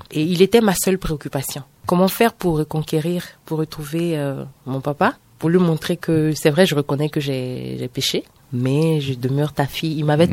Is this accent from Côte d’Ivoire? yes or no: yes; San Pédro, Bas-Sassandra, Côte d’Ivoire; accent: Ivorian; moved away as an adult; now in Benin; Moi, je suis née en Côte d'Ivoire. ok Précisément à San Pedro, c'est une ville euh, côtière